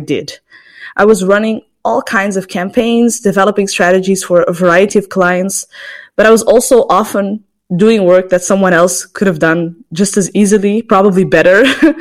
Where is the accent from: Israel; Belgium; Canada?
Belgium; Antwerp, Flanders; I was born in Antwerp in Belgium